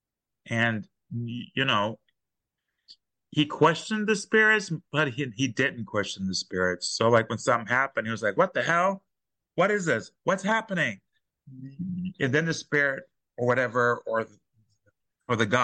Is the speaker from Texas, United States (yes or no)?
yes; Texas, United States; I'm from Texas